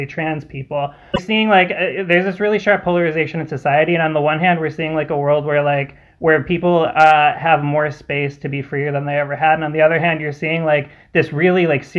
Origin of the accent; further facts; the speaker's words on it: New York, United States; I'm from New York